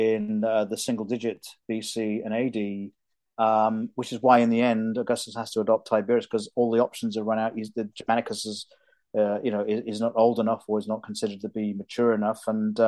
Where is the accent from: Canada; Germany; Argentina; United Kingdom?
United Kingdom; now in United States; even though I'm an American citizen, I'm also deeply British to my soul